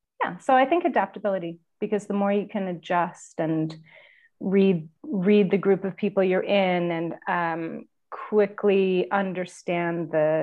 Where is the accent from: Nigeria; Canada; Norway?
Canada; Ontario; my husband's from the West Coast and I'm from Ontario, and we spend our time between both locations.